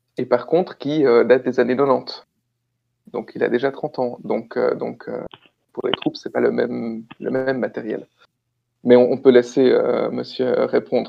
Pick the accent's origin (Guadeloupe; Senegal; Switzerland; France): Switzerland; chez nous en Suisse